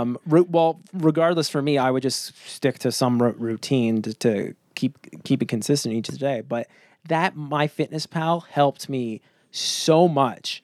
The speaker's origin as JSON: {"language": "English", "region": "rural Ontario", "country": "Canada", "tie": "born or raised there", "said": "living up in the middle of nowhere in Canada, uh, Ontario nowhere"}